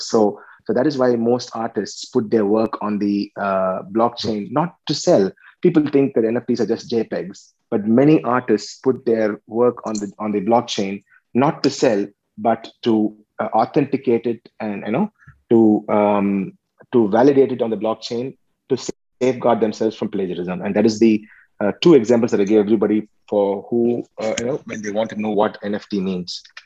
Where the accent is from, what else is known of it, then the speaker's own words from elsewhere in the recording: Chennai, Tamil Nadu, India; moved away as an adult; also born or lived in Tirunelveli, India; now in Australia; I, I was uh, born and brought up in Chennai, and then I came here to um, to to Australia a couple of years ago